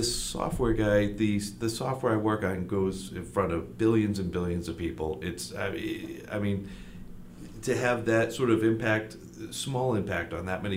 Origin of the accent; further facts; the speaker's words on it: Attleboro, Massachusetts, United States; I grew up here in Attleboro.